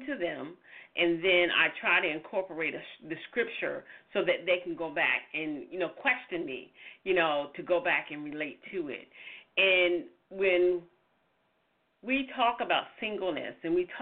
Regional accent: the South, United States; you hear my voice, I'm from the South, and the church was in the middle of our community

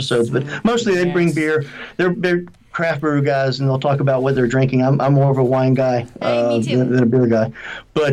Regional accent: United States; also born or lived in Georgia, United States; growing up here.

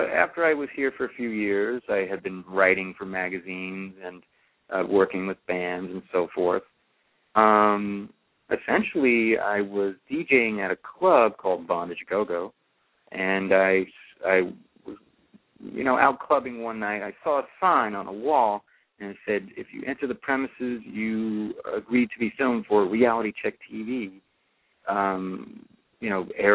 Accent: New York City, New York, United States; moved away as an adult; now in San Francisco, United States; I'm actually a New York City native, so I was born in Brooklyn

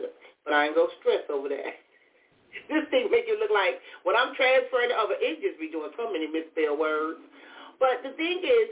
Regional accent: Compton, California, United States; I grew up in Compton

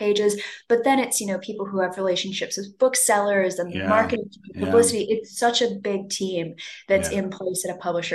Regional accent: Los Angeles, California, United States; accent: American; moved away as an adult; now in London, United Kingdom; I was born and raised in Los Angeles

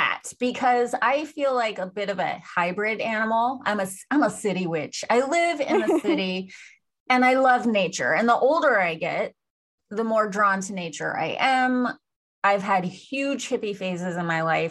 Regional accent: United States; this is how we grew up in America, especially in the 80s

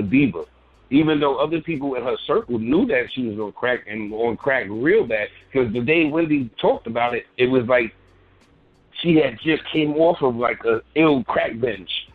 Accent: New York City, New York, United States; I'm from Bed Stuy

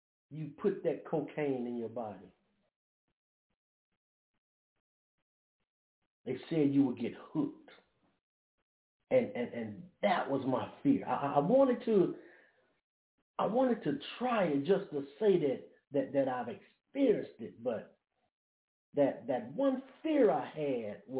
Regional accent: Brookhaven, Mississippi, United States; moved away; also born or lived in Springfield, Massachusetts; We're from Brookhaven, Mississippi

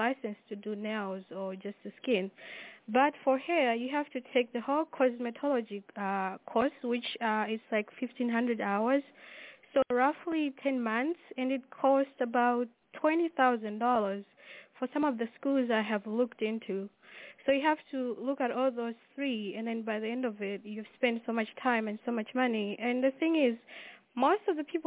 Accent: Malawi; moved away; I am from Malawi

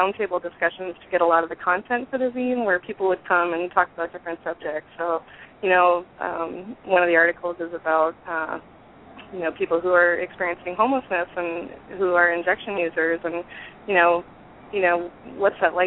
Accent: Bay Area, California, United States; moved away; also born or lived in Atlanta, Georgia; I grew up in the Bay Area

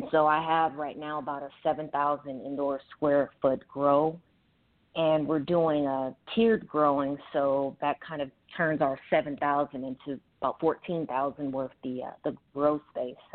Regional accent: Los Angeles, California, United States; Born and raised in Los Angeles, California.

